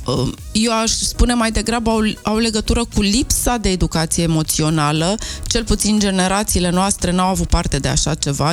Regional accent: Romania; noi ca români atât de mult ne place mâncarea

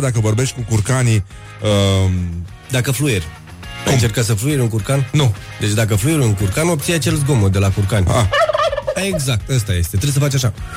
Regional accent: Dorohoi, Botoșani County, Romania; accent: Moldavian; now in Bucharest, Romania; Eu sunt din Dorohoi, da, Moldova

